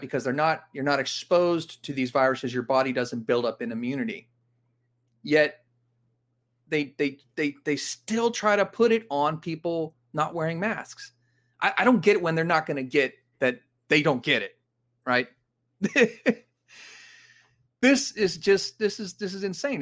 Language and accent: English; Los Angeles, California, United States; This is in my hometown. This is where I grew up, Granada Hills, California